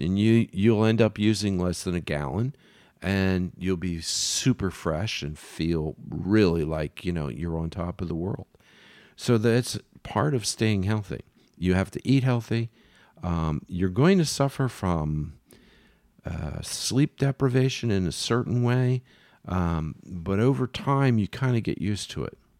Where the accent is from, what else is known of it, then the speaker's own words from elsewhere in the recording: Philadelphia, Pennsylvania, United States; I'm from Philly, so I'm a Phillies fan